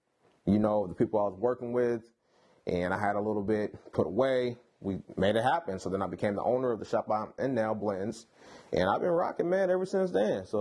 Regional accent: Sacramento, California, United States; from Sacramento

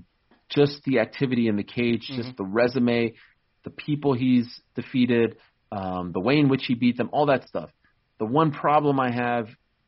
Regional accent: Canada; I'm Canadian. right? Yeah. And the Toronto Raptors in 2019 weren't playing for the city of Toronto. They were playing for the country of Canada.

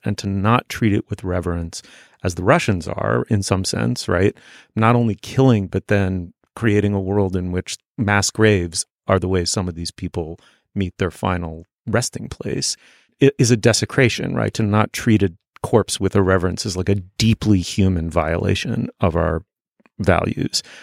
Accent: New York City, New York, United States; I was growing up in New York City, I was growing up in a starchy, waspy, in its own weird way, provincial corner of it

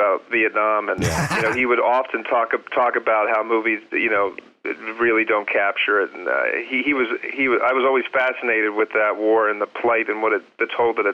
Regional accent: Philadelphia, Pennsylvania, United States; I'm from Philadelphia

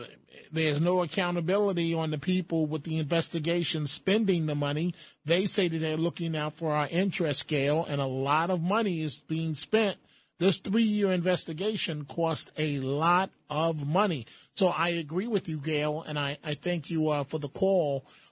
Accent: New York, United States; Maybe it's because I'm a New Yorker

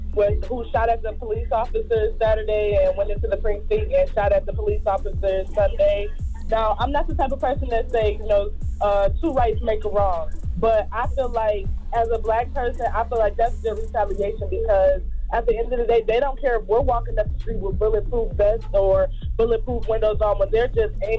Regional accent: Detroit, Michigan, United States; I'm from Detroit.

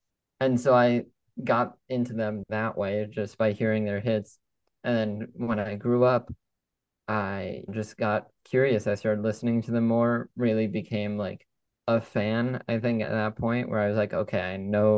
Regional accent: Los Angeles, California, United States; So I grew up in Los Angeles, still probably my favorite city in the world. I love it there. I go back whenever I can, and I'll actually be heading out back to California for college.

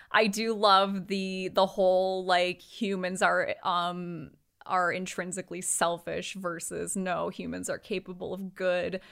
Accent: United States; we're American

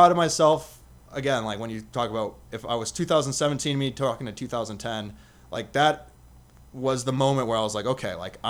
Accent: Las Vegas, Nevada, United States; I'm from Vegas, I'll tie that in and we'll go from there.

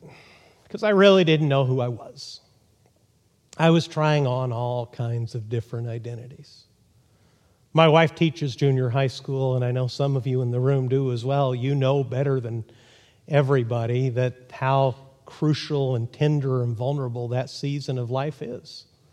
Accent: Texas, United States; born there; Texas is Interstate 40, and they may be right about that, even though I was born there. I can criticize my hometown.

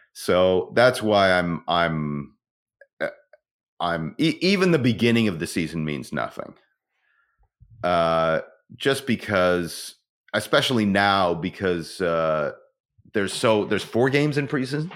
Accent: Ontario, Canada; moved away; I'm originally from Ontario

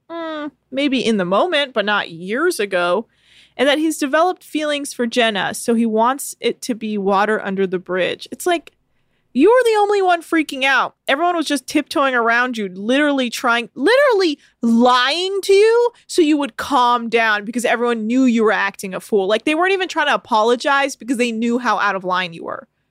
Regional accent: United States; I was born in America.

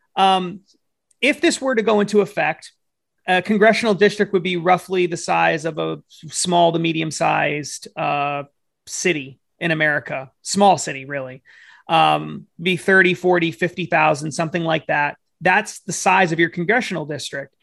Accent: New Hampshire, United States; I come from New Hampshire

